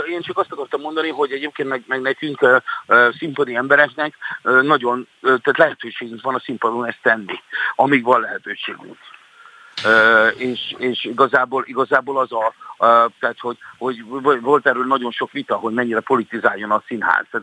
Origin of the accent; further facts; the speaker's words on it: Hungary; szeretem azt, hogy én magyar vagyok, és szeretem őrizni a magyarságomat